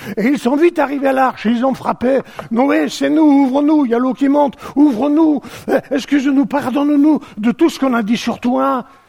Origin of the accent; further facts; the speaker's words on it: Provence-Alpes-Côte d'Azur, France; chez nous en Provence